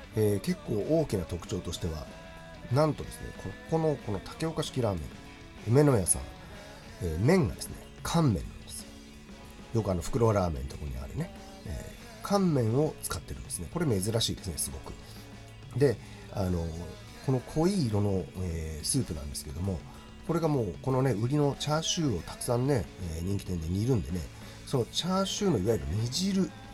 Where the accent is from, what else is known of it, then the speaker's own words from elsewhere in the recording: Chiba, Japan; ちなみに私千葉県出身なんですけども